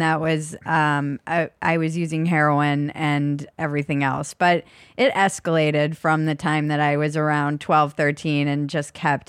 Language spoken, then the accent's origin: English; Minnesota, United States; I moved all over, but I went to high school in a suburb outside of Minneapolis.